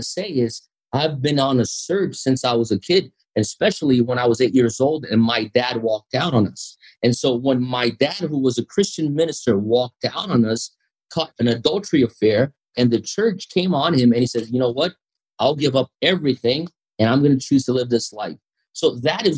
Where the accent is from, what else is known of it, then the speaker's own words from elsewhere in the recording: São Paulo, Brazil; So the largest Japanese population outside Japan is in Brazil, in São Paulo